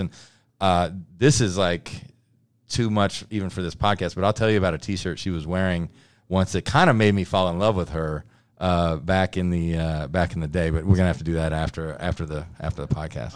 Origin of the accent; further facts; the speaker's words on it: Louisburg, Kansas, United States; I grew up in Lewisburg, Kansas